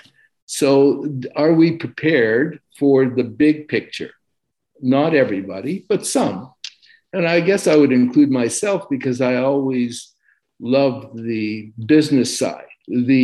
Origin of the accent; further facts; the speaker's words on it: Montreal, Quebec, Canada; moved away as an adult; also born or lived in Boston / Vancouver; now in Los Angeles, United States; I grew up in Eastern Canada. I grew up in Montreal.